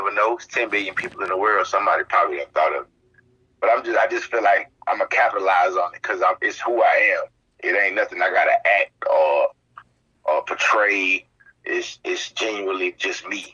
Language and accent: English; Spartanburg, South Carolina, United States; I'm from Spartanburg, South Carolina.